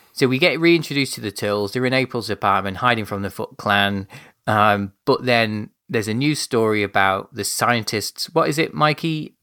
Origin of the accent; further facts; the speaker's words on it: United Kingdom; I'm being a British gentleman